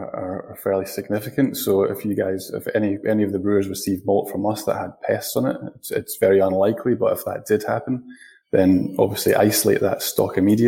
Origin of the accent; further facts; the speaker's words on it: Scotland, United Kingdom; moved away; Hopefully I haven't lost too much of my accent, so you can probably still tell that I'm from Scotland.